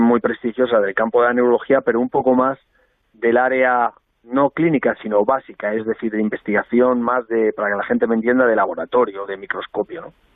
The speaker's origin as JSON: {"language": "Spanish", "town": "Albacete", "region": "Castilla-La Mancha", "country": "Spain", "said": "siendo albaceteño"}